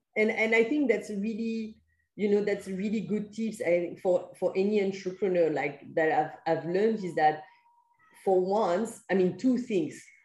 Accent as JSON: {"language": "English", "country": "France", "moved": "yes", "said": "I'm from France where we have like uh, permanent contracts and things like"}